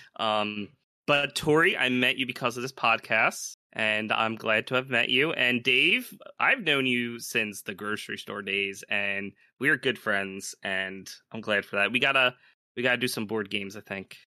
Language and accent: English; Philadelphia, Pennsylvania, United States; I'm from Philly. I could say yo.